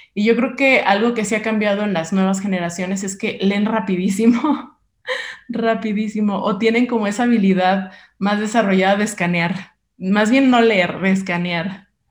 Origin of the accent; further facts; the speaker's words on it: Mexico; somos mexicanos